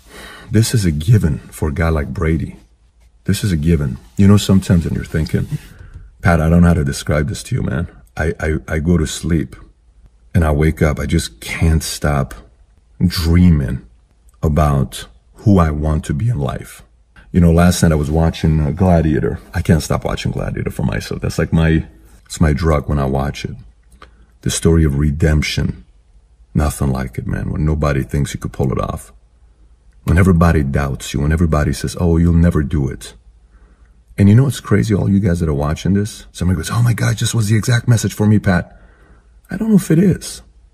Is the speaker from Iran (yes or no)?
yes; Iran; now in United States; I was a diehard Buffalo Bills fan when I came here from Iran.